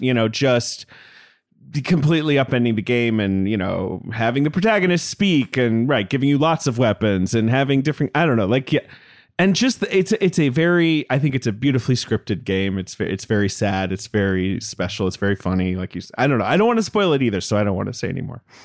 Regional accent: London, United Kingdom; I grew up in London

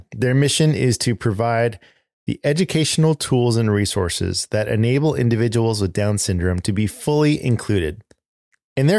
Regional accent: Pasadena, California, United States; I consider Pasadena, California, my hometown. It's where I spent a lot of time in my youth. I went to high school close by in the foothills of the San Gabriel Mountains

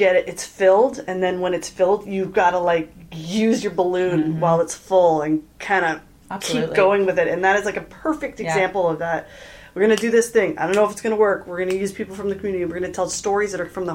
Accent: Toronto, Ontario, Canada; I grew up in Toronto

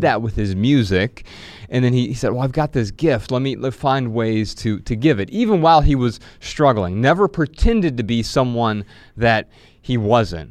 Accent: Midwest, United States; we grew up in the Midwest

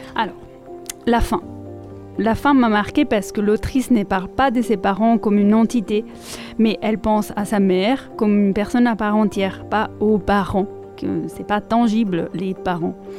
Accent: Italy; first language Italian; French is a second language; moved away; je suis italienne, comme euh, je pense vous entendez. Euh, et donc ma langue maternelle, l'italien

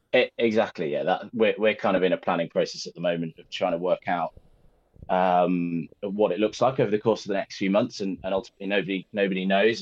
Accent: Birmingham, West Midlands, United Kingdom; I'm from Birmingham and, and went to school in Birmingham

